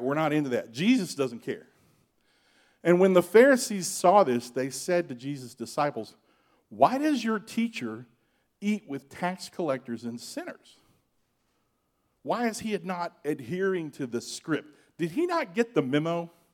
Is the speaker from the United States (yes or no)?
yes; Georgia, United States; I grew up in Georgia.